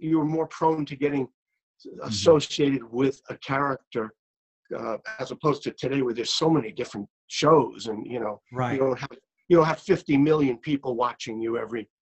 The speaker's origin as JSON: {"language": "English", "town": "New York City", "region": "New York", "country": "United States", "tie": "born or raised there", "said": "I grew up in Brooklyn, New York"}